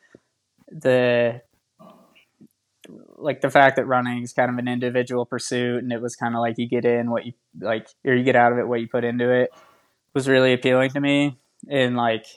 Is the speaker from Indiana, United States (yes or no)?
no; Titusville, Pennsylvania, United States; moved away as an adult; my hometown of Titusville, Pennsylvania